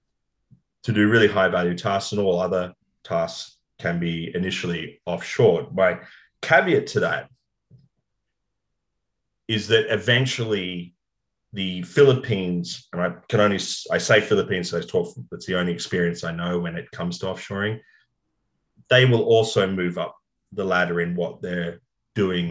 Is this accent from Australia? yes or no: yes; Sydney, New South Wales, Australia; I grew up in the North Shore and I went to North Sydney Boys High and lived in Kirribilli